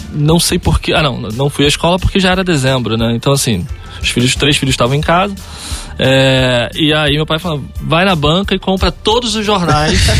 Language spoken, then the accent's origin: Portuguese; Rio de Janeiro, Brazil; eu sou é, da zona oeste do Rio de Janeiro, de Santa Cruz, então morava numa, numa favela lá de Santa Cruz